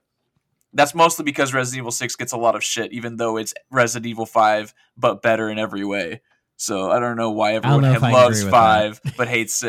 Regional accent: Oklahoma, United States; accent: southern; My accent was a lot more southern, because I'm like from Oklahoma.

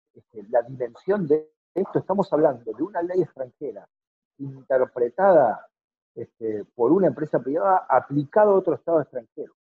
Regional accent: Argentina; todos somos iguales en algún punto, como todos argentinos

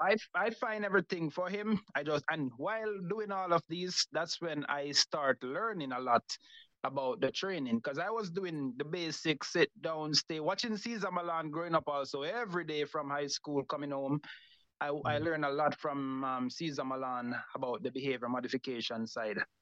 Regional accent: Montego Bay, Saint James, Jamaica; Grew up in Montego Bay, Jamaica. Started um, grew up in the con- born in the country, grew up in the country

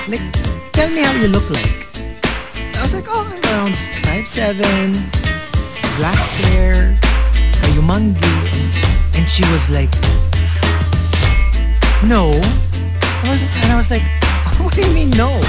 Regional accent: Philippines; Na-upset siya na Pinoy ako.

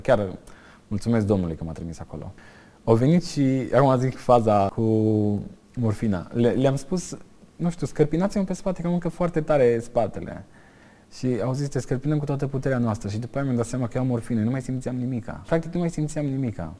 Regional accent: Comloșu Mare, Timiș County, Romania; la sat, adică unde am crescut eu, la Comloșu Mare

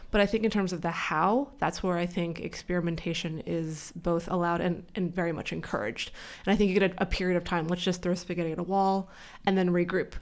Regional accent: California, United States; moved away as an adult; now in New York, United States; I still say that I'm from California, but I've been here for twelve years, so I think I unfortunately have to say that I'm a New Yorker at this point

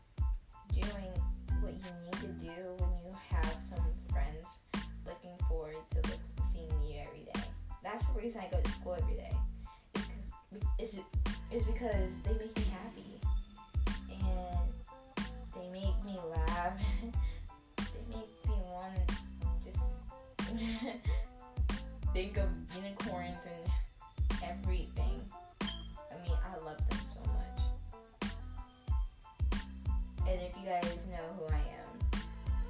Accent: Billerica, Massachusetts, United States; I spent my whole life in Billerica

